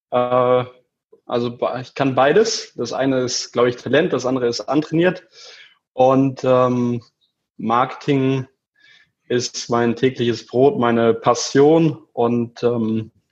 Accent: Kiel, Schleswig-Holstein, Germany; Richtig. Ich komme ursprünglich aus Kiel, genau.

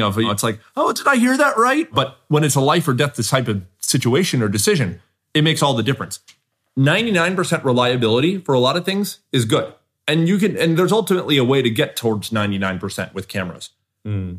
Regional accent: Southern California, United States; I grew up in Southern California

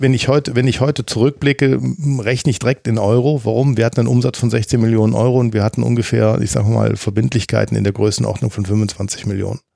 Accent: Mönchengladbach, North Rhine-Westphalia, Germany; als Gladbacher Junge, aufgewachsen auf der Birkelstraße

